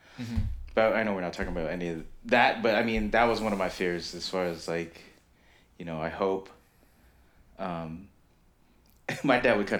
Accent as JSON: {"language": "English", "country": "Philippines", "said": "we're Filipino, and my dad was in the Navy, and, you know, old school Filipino dads"}